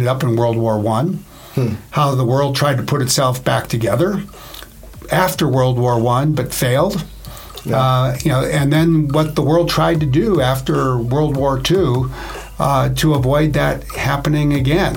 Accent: Appleton, Wisconsin, United States; I grew up in northeastern Wisconsin in a town called Appleton

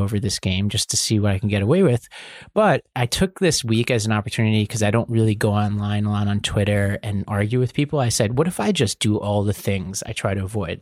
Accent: New York City, New York, United States; I'm from Staten Island

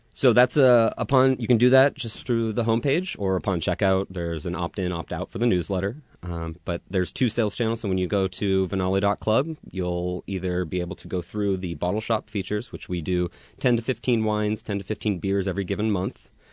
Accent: Woodinville, Washington, United States; I'm from Woodinville, born and raised.

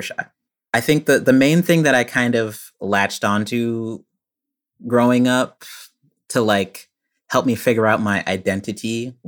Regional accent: Richardson, Texas, United States; now in Boston, United States; I grew up in Richardson, Texas

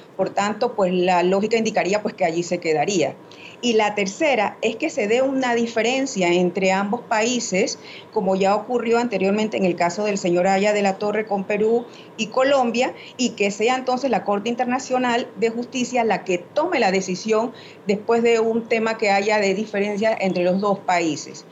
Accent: Panama; como panameños y panameñas

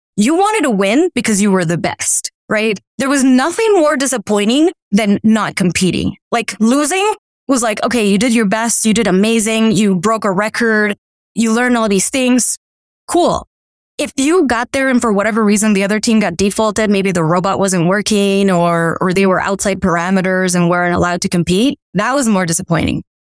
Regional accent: Miami, Florida, United States; also born or lived in Colombia; I grew up in Miami

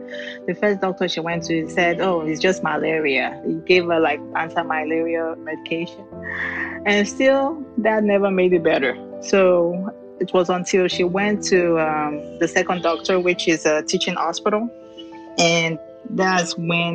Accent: Lagos, Nigeria; moved away as an adult; now in Houston, United States; I'm from Nigeria. I've been in the U.S. I came into the country 2010, so this will be my 11th year. Where I came from is a big community, which is Lagos

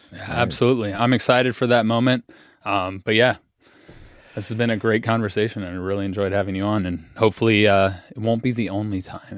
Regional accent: Cincinnati, Ohio, United States; We're both from Cincinnati.

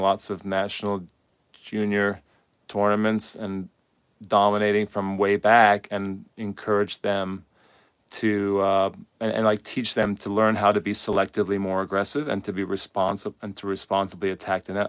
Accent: United States; I speak from a U S perspective 'cause I'm an American coach.

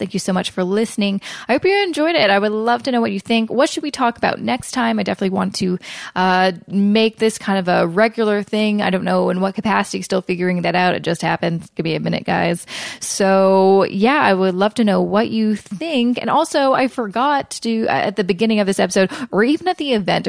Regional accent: Vancouver, British Columbia, Canada; moved away; I'm from Vancouver

